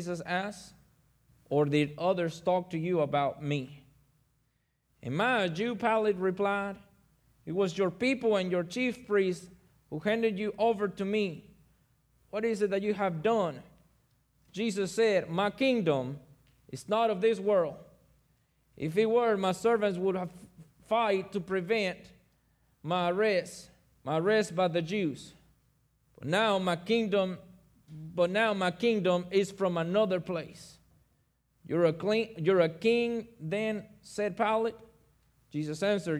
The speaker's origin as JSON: {"language": "English", "country": "Mexico", "moved": "yes", "lives_now": "Oxford, United States", "said": "I'm from Mexico, but I live in Oxford"}